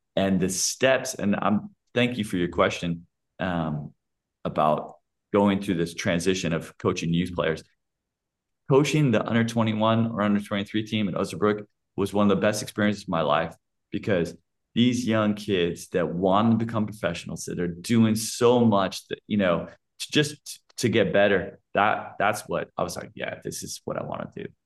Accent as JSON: {"language": "English", "region": "California", "country": "United States", "moved": "as an adult", "lives_now": "Germany", "said": "I come from California"}